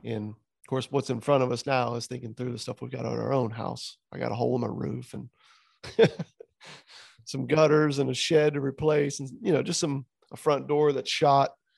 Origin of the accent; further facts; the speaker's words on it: Southwest Florida, United States; here in my hometown